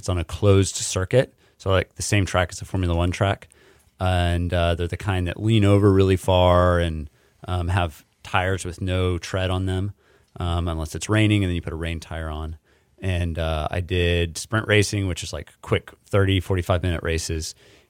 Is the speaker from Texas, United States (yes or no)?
yes; Dallas, Texas, United States; now in Houston, United States; I grew up in the Dallas area, but my mom is from Houston.